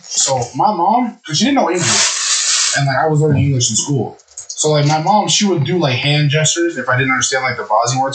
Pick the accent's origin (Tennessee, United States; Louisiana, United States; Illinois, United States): Illinois, United States; Chicago; I went to elementary school in Chicago.